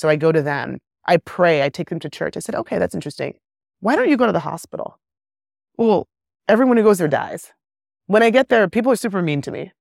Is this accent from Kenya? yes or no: yes; Kenya; moved away; also born or lived in England / West Africa; I grew up in Kenya at the height of the AIDS epidemic